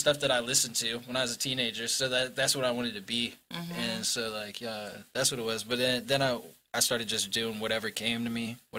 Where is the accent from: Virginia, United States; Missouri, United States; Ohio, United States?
Virginia, United States; Fredericksburg; I was born in Mary Washington Hospital.